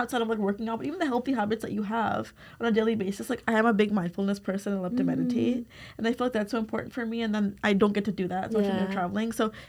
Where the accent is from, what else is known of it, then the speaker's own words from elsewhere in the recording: United States; when you would tell people we're from America